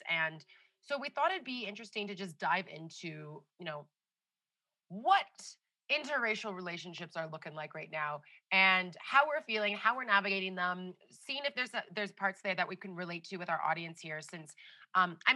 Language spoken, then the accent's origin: English; Canada; moved away as an adult; now in India; I was born and raised in Canada.